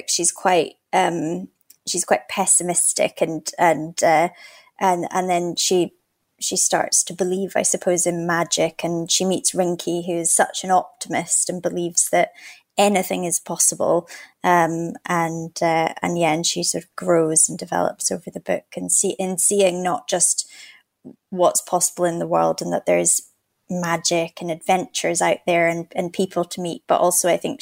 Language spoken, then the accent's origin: English; Scotland, United Kingdom; also born or lived in Canada; we moved to Scotland